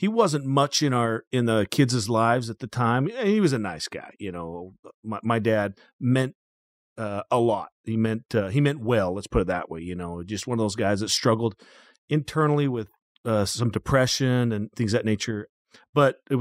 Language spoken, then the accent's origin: English; Kimberly, Idaho, United States; I'm just a small farm kid from Idaho